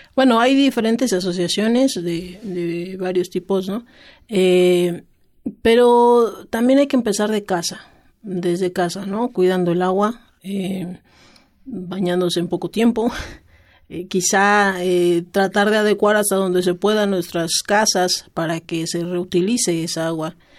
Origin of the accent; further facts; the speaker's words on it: Tlaxcala, Mexico; yo soy del estado de Tlaxcala